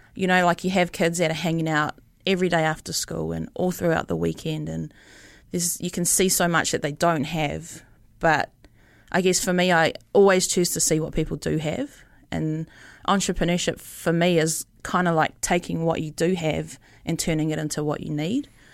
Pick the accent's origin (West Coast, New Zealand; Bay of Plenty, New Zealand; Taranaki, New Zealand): Bay of Plenty, New Zealand; Rotorua; also born or lived in Palmerston North; now in Auckland, New Zealand; I grew up in Rotorua, moved to Palmerston North, studied photography down there